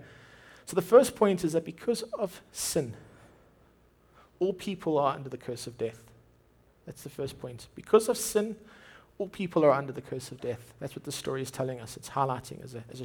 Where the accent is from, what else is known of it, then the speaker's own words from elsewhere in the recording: Durban, KwaZulu-Natal, South Africa; My wife grew up in Durban. I grew up in Durban.